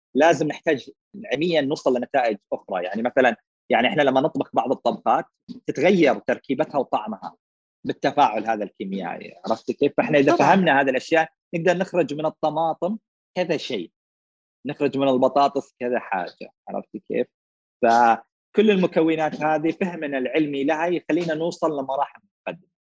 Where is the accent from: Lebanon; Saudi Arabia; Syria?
Saudi Arabia; Eastern Province; moved away as an adult; also born or lived in Riyadh; انا من اهل الشرقيه